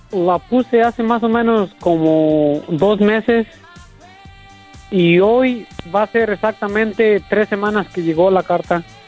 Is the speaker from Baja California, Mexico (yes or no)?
no; La Piedad, Michoacán, Mexico; moved away; yo soy de La Piedad, Michoacán